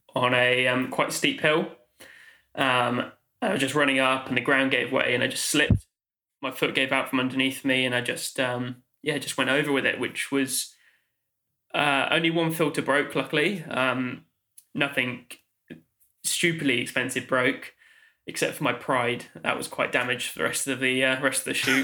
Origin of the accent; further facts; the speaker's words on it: Oxford, South East England, United Kingdom; moved away as an adult; now in London, United Kingdom; I grew up in Oxfordshire, uh, Oxford